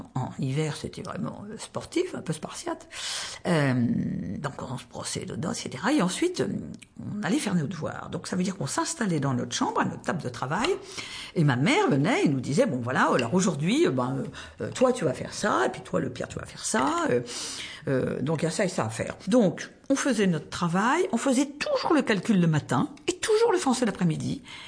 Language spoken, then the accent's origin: French; Tarbes, Occitania, France; now in Paris, France; Je suis née à Tarbes, dans les Hautes-Pyrénées